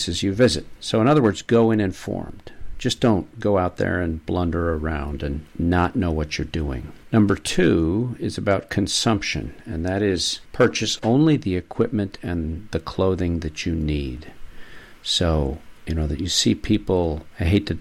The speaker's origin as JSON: {"language": "English", "region": "New York", "country": "United States", "moved": "yes", "lives_now": "Maine, United States", "said": "As a New Yorker"}